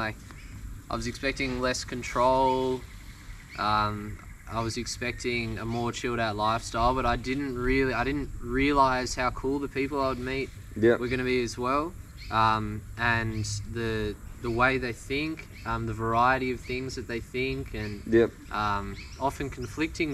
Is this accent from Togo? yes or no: no; Melbourne, Victoria, Australia; moved away as an adult; now in Byron Shire, Australia; I'm from Melbourne, Australia